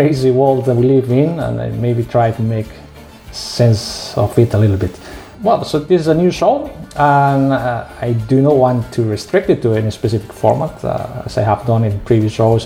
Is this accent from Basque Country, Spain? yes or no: yes; Basque Country, Spain; accent: Spanish; English is a second language; moved away as an adult; also born or lived in Crete, Greece; now in Heraklion, Greece; my accent I am Spanish. I come from the northern region of Spain called the Basque Country, and I have been living here in Crete for the last 4 years